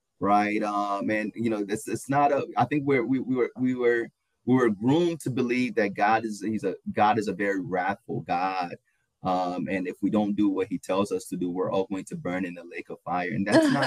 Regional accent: Ghana; I'm also Ghanaian

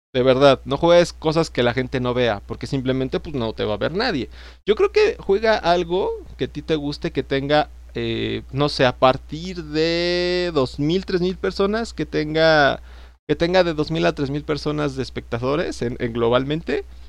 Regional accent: State of Mexico, Mexico; yo soy del Estado de México

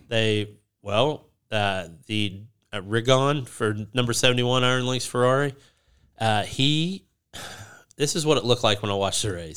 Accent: United States; I'm American

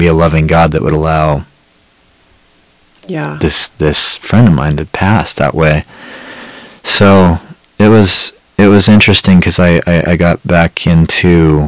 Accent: Montana, United States; was raised, born and raised in Montana.

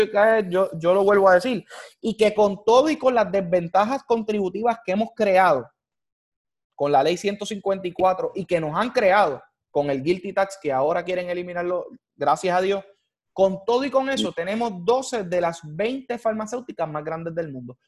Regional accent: Puerto Rico; como puertorriqueño

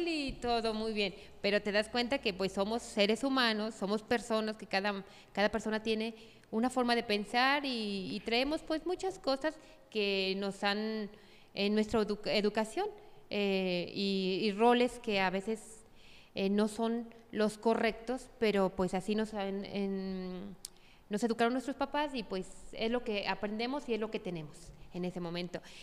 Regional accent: Tepatitlán de Morelos, Jalisco, Mexico; also born or lived in Mexico City; yo soy de aquí, de Tepatitlán, orgullosamente de Tepa

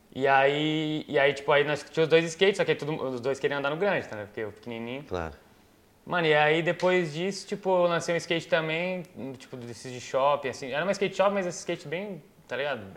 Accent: Itapecerica da Serra, São Paulo, Brazil; eu nasci em São Paulo, mas eu morava em Itapsirica ali, da Serra

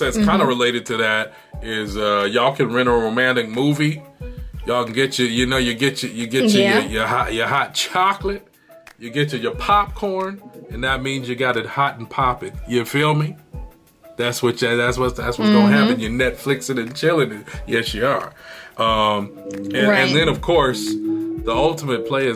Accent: Michigan, United States; now in California, United States; I was born in Michigan

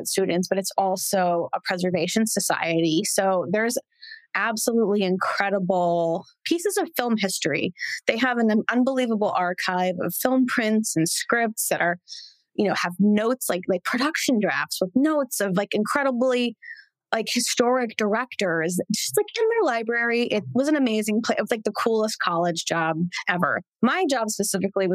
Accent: Santa Clarita, California, United States; I grew up in Santa Clarita

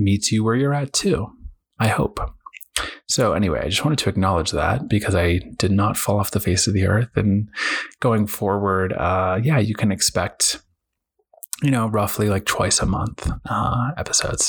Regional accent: Boston, Massachusetts, United States; I was raised in New England, Boston area

